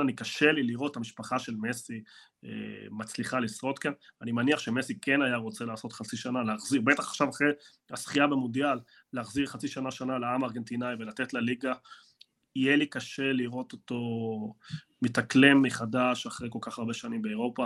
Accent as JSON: {"language": "Hebrew", "country": "Argentina", "moved": "yes", "lives_now": "Israel", "said": "אני ארגנטינאי"}